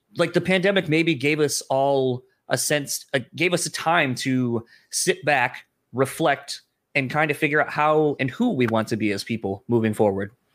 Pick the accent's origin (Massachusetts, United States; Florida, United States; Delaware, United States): Delaware, United States; now in Grand Rapids, Michigan, United States; I'm originally from Delaware, though, so kind of a nomad, man of no land.